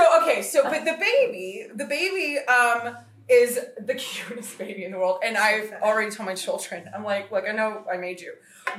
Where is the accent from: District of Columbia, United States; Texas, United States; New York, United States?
Texas, United States; now in Connecticut, United States; Obviously, I'm from Texas, and I pretend I live in Connecticut when I'm not in Kauai.